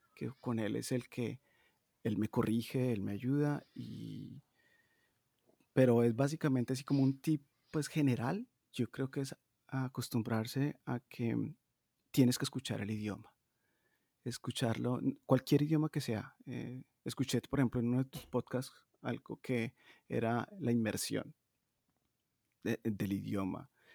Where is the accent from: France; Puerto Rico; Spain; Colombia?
Colombia; Medellín, Antioquia; moved away as an adult; also born or lived in Bogotá, Colombia / Brazil; now in Stockholm, Sweden; yo soy de Medellín, pero viví mucho tiempo en Bogotá